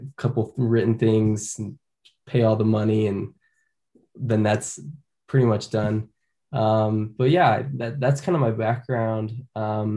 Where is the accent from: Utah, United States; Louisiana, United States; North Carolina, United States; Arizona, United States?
Utah, United States; Orem; I'm from Orem. It's a town not far away. I grew up here.